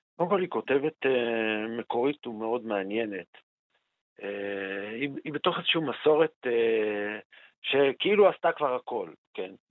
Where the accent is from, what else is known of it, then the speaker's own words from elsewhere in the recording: Jerusalem, Jerusalem District, Israel; אני כירושלמי